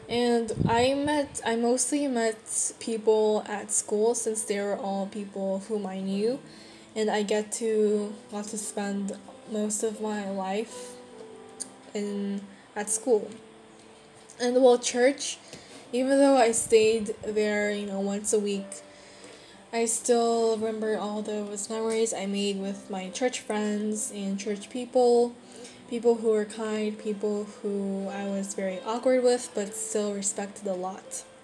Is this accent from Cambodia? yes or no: yes; Cambodia; born there; my birth country, I still know that Cambodia is deep inside my heart and is my home country by heart.